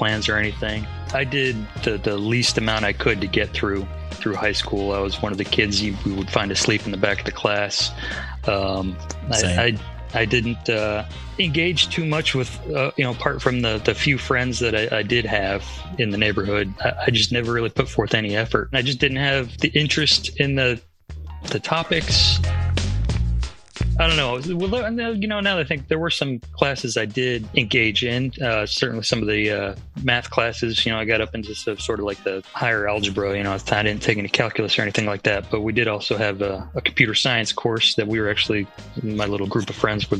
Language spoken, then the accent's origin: English; Atlanta, Georgia, United States; also born or lived in Northern California, United States / Worcester, Massachusetts, United States; I did most of my growing up in Atlanta in the South. So I consider myself from the South